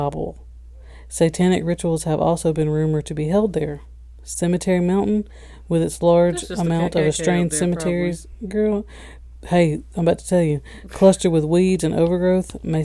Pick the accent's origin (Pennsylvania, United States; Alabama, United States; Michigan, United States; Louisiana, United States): Alabama, United States; we're from Alabama